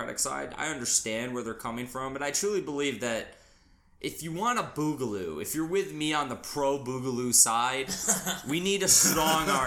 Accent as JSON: {"language": "English", "region": "New York", "country": "United States", "tie": "born or raised there", "said": "My home state of New York"}